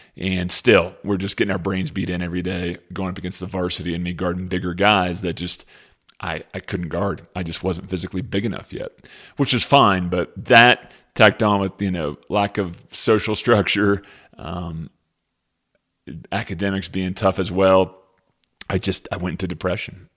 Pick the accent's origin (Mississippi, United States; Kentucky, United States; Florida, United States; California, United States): Kentucky, United States; Lexington; I grew up in Lexington, Kentucky